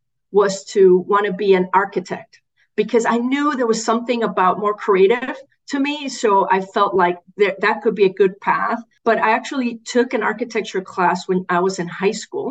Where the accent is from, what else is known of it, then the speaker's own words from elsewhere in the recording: Puerto Rico; I grew up in Puerto Rico.